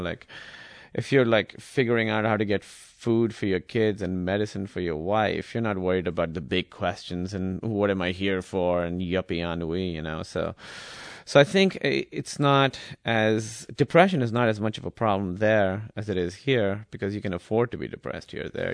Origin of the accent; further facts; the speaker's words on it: Karachi, Sindh, Pakistan; English is a second language; moved away as an adult; also born or lived in Iowa, United States; now in United States; I grew up in Karachi, and it was very, very, uh, urban